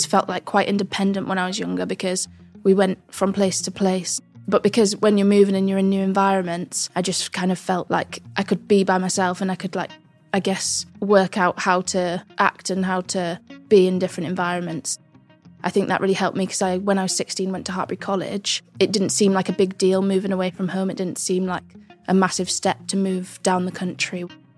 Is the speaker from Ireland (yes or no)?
no; Kirkbymoorside, Yorkshire and the Humber, United Kingdom; also born or lived in Italy / United States; So I grew up in a small town called Kirby Moorside. It's a little